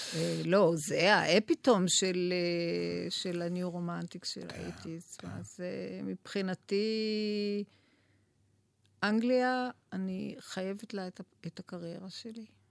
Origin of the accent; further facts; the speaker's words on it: Tel Aviv, Tel Aviv District, Israel; אני המגוחכת מתל אביב